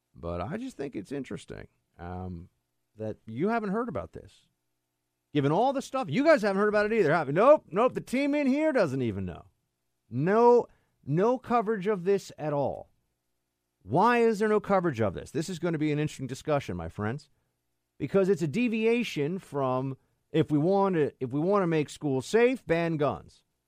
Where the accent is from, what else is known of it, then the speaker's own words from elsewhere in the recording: New York City, New York, United States; I'm from New York City, born and raised